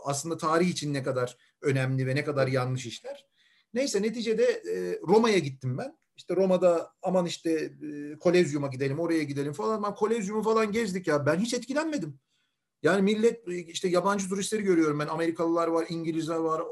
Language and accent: Turkish; Istanbul, Turkey; also born or lived in Langa (Davutpaşa), Istanbul; Şimdi ben koca Mustafa Paşalıyım. Surların dibinde büyüdüm.